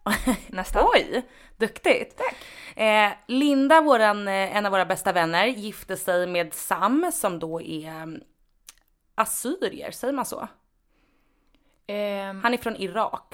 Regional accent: Sweden; Jag är född och uppvuxen här. Eh, jag är lika mycket svensk som du är

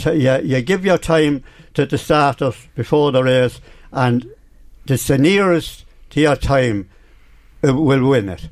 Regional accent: Oldtown, County Meath, Ireland; I was born in Orleston

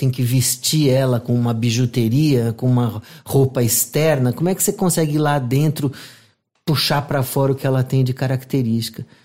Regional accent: São Paulo, Brazil; nasci lá, inclusive.

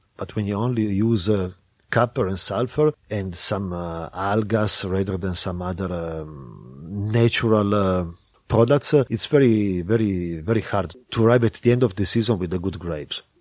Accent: Turin, Piedmont, Italy; also born or lived in Barbaresco; I grew up in Torino

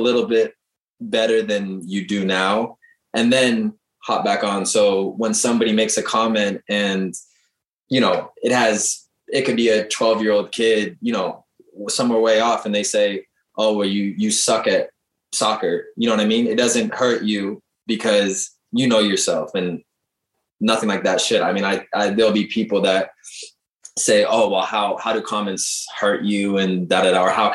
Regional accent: Seattle, Washington, United States; moved away as an adult; also born or lived in England / Turkey; I'm from Seattle

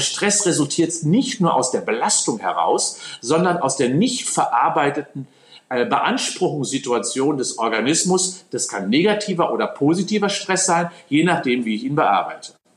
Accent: North Rhine-Westphalia, Germany; now in Cologne, Germany; natürlich bin ich Westfale und habe ein kölsches Mädchen geheiratet.

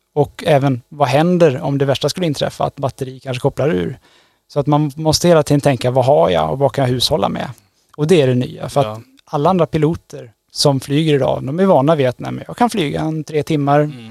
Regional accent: Trollhättan, Västra Götaland, Sweden; moved away as an adult; also born or lived in Tromsø, Norway; now in Gothenburg, Sweden; jag är född och uppvuxen i Trollhättan

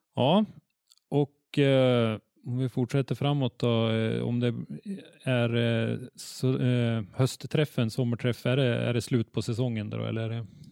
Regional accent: Norrland, Sweden; vi norrlänningar

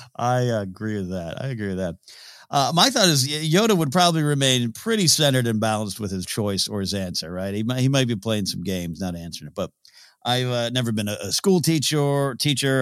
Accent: Arroyo Grande, California, United States; They moved to my hometown. I, you know, coached up in Arroyo Grande, California

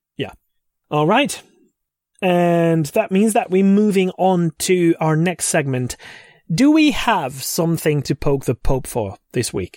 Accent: Székesfehérvár, Fejér, Hungary; my hometown

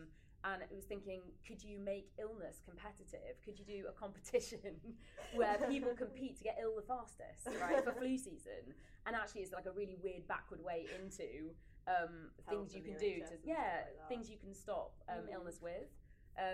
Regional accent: Leeds, Yorkshire and the Humber, United Kingdom; okay, so I'm from Yorkshire. Mm-hmm. I want to go back to Leeds. I want to set up a production company in Leeds.

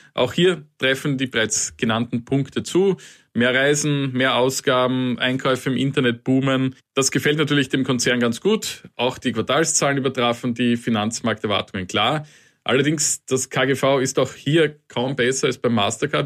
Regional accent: Austria; bei uns in Österreich

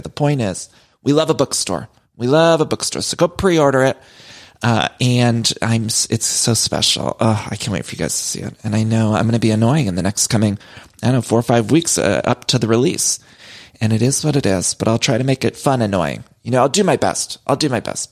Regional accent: Cleveland, Ohio, United States; moved away as an adult; also born or lived in Solon, Ohio; now in Los Angeles, United States; my hometown, Cleveland

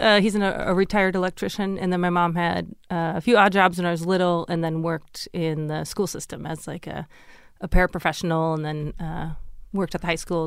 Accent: Fargo, North Dakota, United States; moved away; I grew up in Fargo, which is right on the border of Minnesota

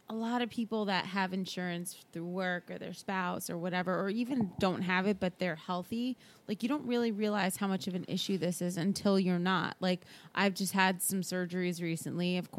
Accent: Brazil; I'm from Brazil. They have healthcare

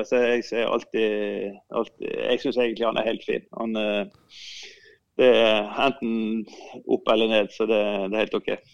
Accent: Sotra, Vestland, Norway; jeg kom jo fra Sotra. Far, bestefar min var jo fisker

